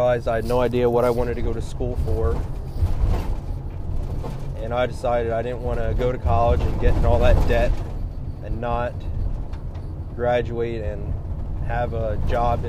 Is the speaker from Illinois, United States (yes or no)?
no; Central Pennsylvania, United States; I'm from Central Pennsylvania